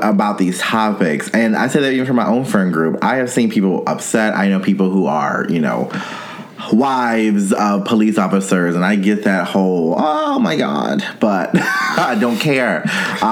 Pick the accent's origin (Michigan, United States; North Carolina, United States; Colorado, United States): North Carolina, United States; as a young gay man growing up in North Carolina